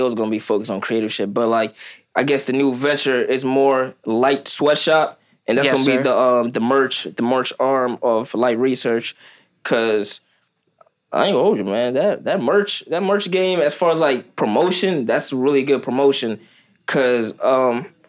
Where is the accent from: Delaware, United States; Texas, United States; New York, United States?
Delaware, United States; also born or lived in Kenya; I'm from Delaware.